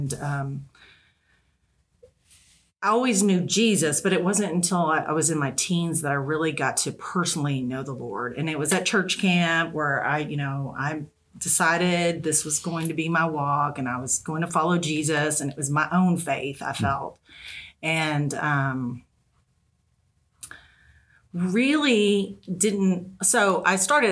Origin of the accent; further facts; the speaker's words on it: Texas, United States; moved away as an adult; now in Northwest Arkansas, United States; We're originally from Texas, so our family's still close and we can visit anytime